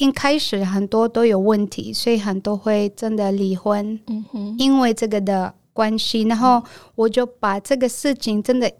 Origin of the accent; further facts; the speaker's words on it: Taiwan; 所以像我们台湾人，我是英文老师